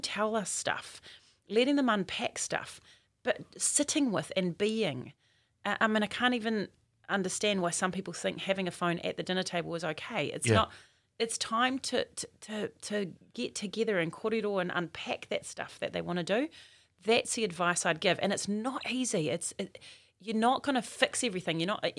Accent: Auckland, New Zealand; I'm from West Auckland.

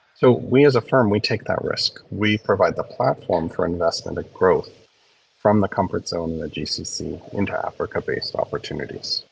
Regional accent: small town Ontario, Canada; moved away as an adult; also born or lived in South Sudan / Lusaka, Zambia; a boy who grew up in small town Ontario

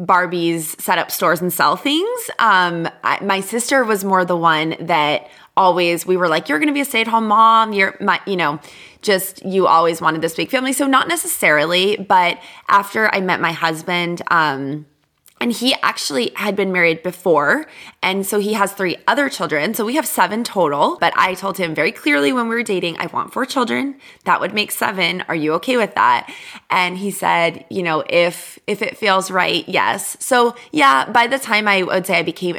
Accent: Boston, Massachusetts, United States; now in California, United States; Being in California, I grew up in Boston.

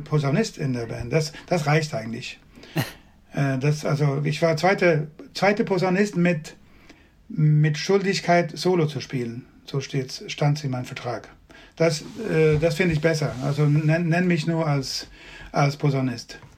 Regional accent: western Sweden, Sweden; German is a second language; now in Skåne, Sweden; ich bin nicht in Südschweden geboren, sondern im Westen von Schweden

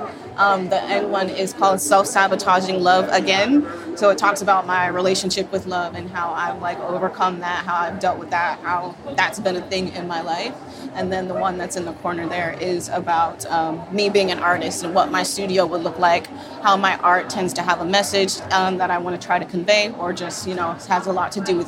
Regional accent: Sanford, Florida, United States; also born or lived in Jacksonville, Florida / Miami, Florida; I was born in Jacksonville, raised in Sanford

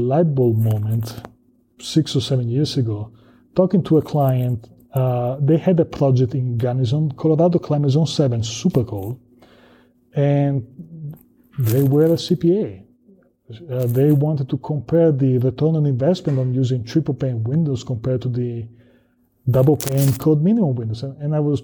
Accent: Italy; moved away as an adult; now in United States; I'm from Southern Europe, I'm from Italy

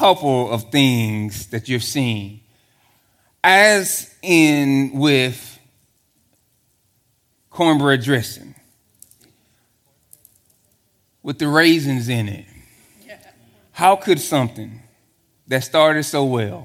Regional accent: Texas, United States; I'm from Texas

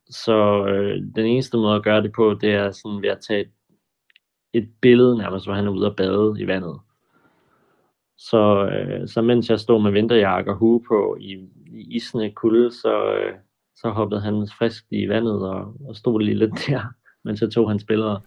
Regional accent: Funen, Southern Denmark, Denmark; now in Copenhagen, Denmark; Jeg er oprindelig fra Fyn

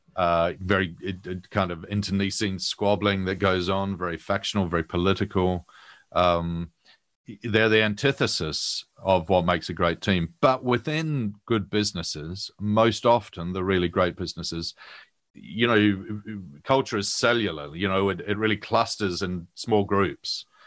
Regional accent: New Zealand; moved away as an adult; now in London, United Kingdom; I'm a Kiwi

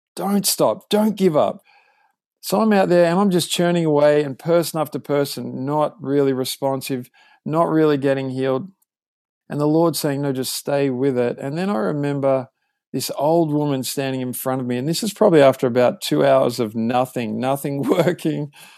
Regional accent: Australia; moved away as an adult; now in California, United States; I grew up in Australia, as you can tell

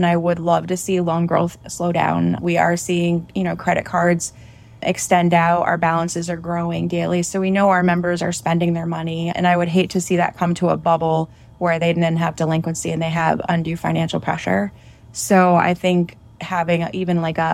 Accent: Vermont, United States; I'm from Vermont.

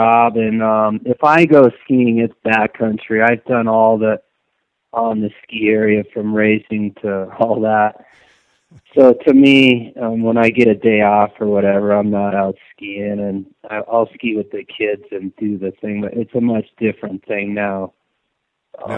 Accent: Steamboat Springs, Colorado, United States; also born or lived in Boulder, Colorado; I'm from Steamboat Springs, Colorado

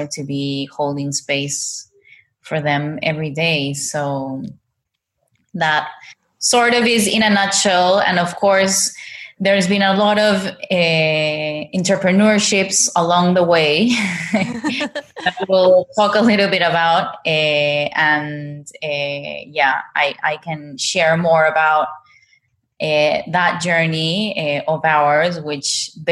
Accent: Lima, Peru; moved away as an adult; also born or lived in Bali, Indonesia; now in Ubud, Indonesia; I was born and raised in Peru, and now with my husband and my daughter, we've been living in Bali for over 4 years now

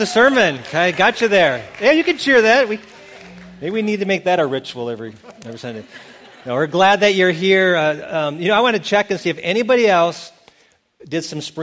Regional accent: Milton, Wisconsin, United States; moved away; my hometown of Milton, Wisconsin

